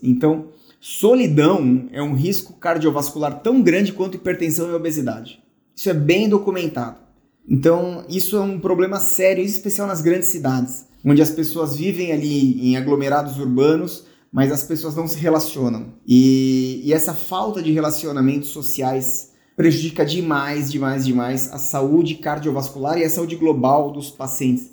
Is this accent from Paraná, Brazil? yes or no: no; São Paulo, Brazil; moved away; quando eu era menino, morava aí em São Paulo